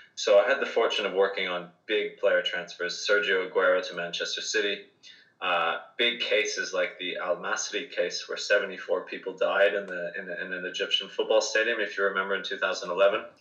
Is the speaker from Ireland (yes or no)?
yes; Ireland; I'm Irish